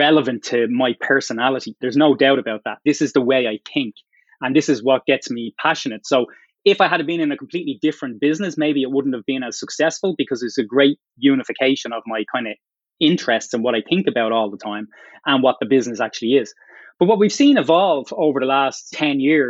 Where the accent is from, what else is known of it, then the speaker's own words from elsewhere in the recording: Dublin, Leinster, Ireland; moved away as an adult; also born or lived in Boston area, United States; now in Boston, United States; I grew up in Dublin, came from pretty humble area of Dublin